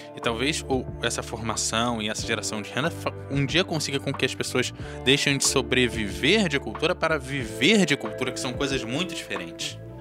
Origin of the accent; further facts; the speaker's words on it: Rio de Janeiro, Brazil; moved away; a gente vem do Rio de Janeiro